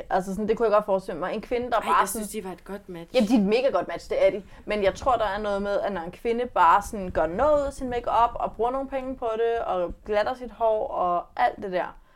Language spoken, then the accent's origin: Danish; West Jutland, Denmark; Jeg er fra Vestjylland.